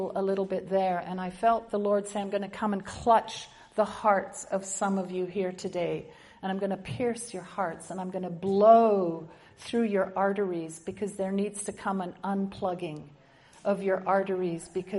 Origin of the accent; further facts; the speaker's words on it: Winnipeg, Manitoba, Canada; I come from Winnipeg, Manitoba